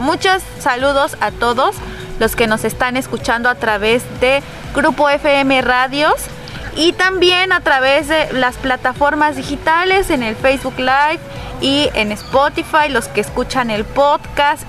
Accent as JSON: {"language": "Spanish", "region": "Oaxaca", "country": "Mexico", "said": "las que somos oaxaqueñas conocemos las rutas"}